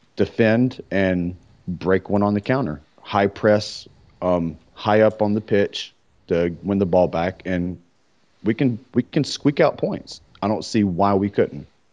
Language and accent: English; United States; I'm an American